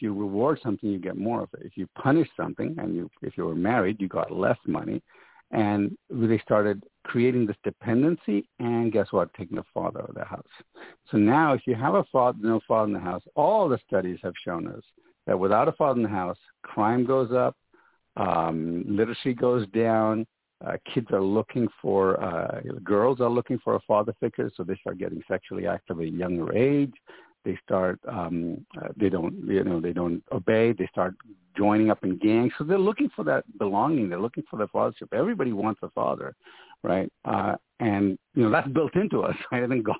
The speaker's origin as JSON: {"language": "English", "country": "Sudan", "tie": "born or raised there", "also_born_or_lived": "Ghana / Ethiopia / Jamaica", "said": "You see, I was born and brought up in Africa. In fact, I was born in Ghana. I grew up in Sudan, Ethiopia, and spent, 3 years in Jamaica, in fact, as a kid."}